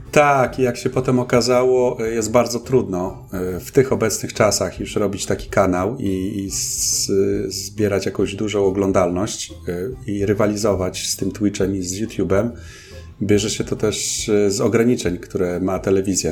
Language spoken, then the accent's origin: Polish; Olsztyn, Warmian-Masurian Voivodeship, Poland; moved away as an adult; also born or lived in Toruń; pochodzę oryginalnie z Olsztyna i zaraz po maturze, no około wieku tak w wieku 19-20 pewnie lat wyjechałem e, ze swojego rodzinnego miasta.